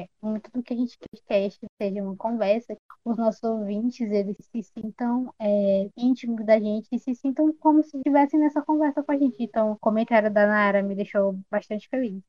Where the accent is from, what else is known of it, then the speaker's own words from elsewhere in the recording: São Francisco, Piauí, Brazil; also born or lived in Teresina; eu não sou de Teresina, então, mas eu sou de São, de São Francisco, Piauí.